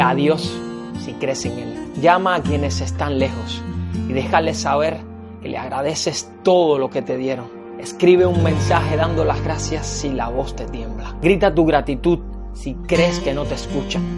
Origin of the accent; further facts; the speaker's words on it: Cuba; moved away; mi patria, a mi tierra, a mi Cuba